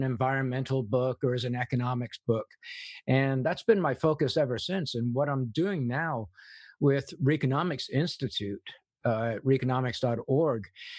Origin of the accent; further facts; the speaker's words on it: England, United Kingdom; moved away; I grew up in England. My mother was a war bride, so she was English